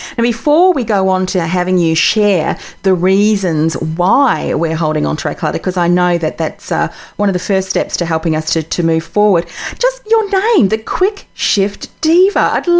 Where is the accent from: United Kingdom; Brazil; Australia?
Australia; I'm from Australia.